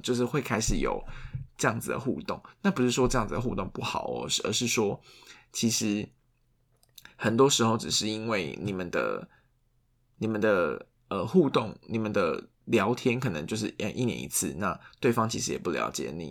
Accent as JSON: {"language": "Chinese", "region": "southern Taiwan", "country": "Taiwan", "tie": "born or raised there", "moved": "yes", "lives_now": "Taipei, Taiwan", "said": "因为像我们就是住台北嘛，那像我老家就是在南部"}